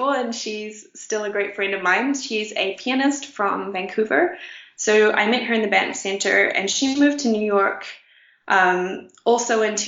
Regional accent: New Zealand; moved away as an adult; also born or lived in Brooklyn, United States / Connecticut, United States; now in Mexico; I ended up moving back to my hometown for the summer, playing the soprano all summer, and then going to the United States

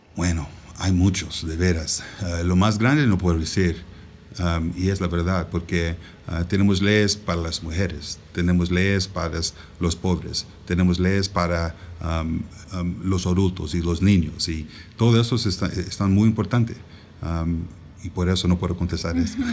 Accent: Dallas, Texas, United States; Spanish is a second language; also born or lived in Puebla, Mexico; Yo soy de Dallas, Texas originalmente

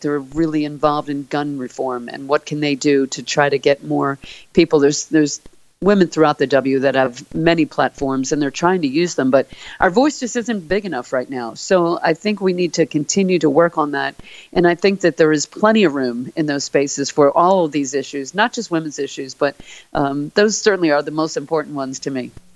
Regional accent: Philadelphia, Pennsylvania, United States; moved away; growing up in Philly

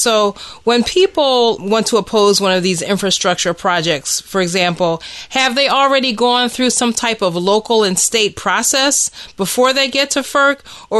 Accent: Pennsylvania, United States; moved away; I'm from Pennsylvania originally

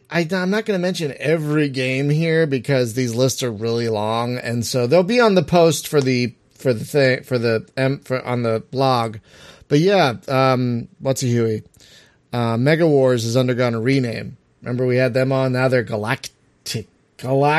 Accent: East Coast, United States; I'm from the East Coast. That we say things weird.

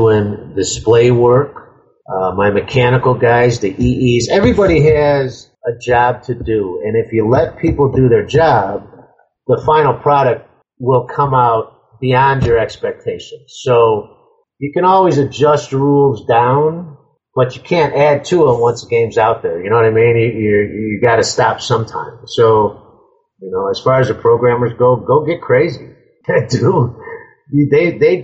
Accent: Cicero, Illinois, United States; I grew up in Cicero, Illinois.

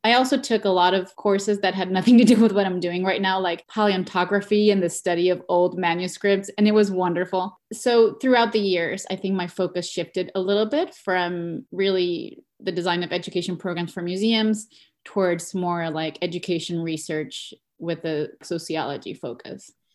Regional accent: Mexico; moved away as an adult; now in New York, United States; I was born and raised in Mexico, where I achieved a B A in communications and digital media

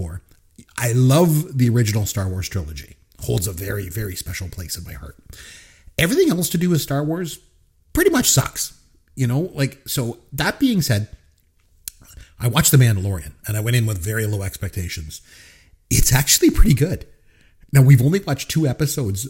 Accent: Canada; I'm a Canadian, and I'm very proud to be a Canadian

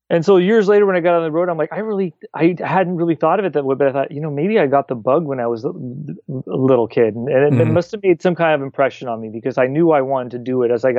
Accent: California, United States; also born or lived in Buffalo, New York; So we moved to California when I was a toddler.

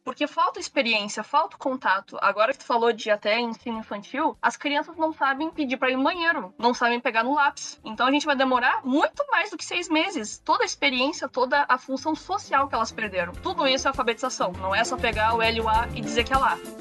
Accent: Rio Grande do Sul, Brazil; Eu sou do Rio Grande do Sul

